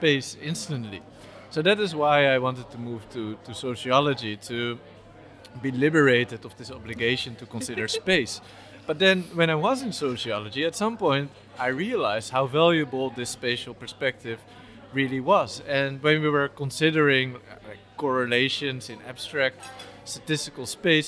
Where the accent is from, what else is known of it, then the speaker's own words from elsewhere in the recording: Amsterdam, North Holland, Netherlands; also born or lived in Nijmegen / Rotterdam; I was born and raised in Amsterdam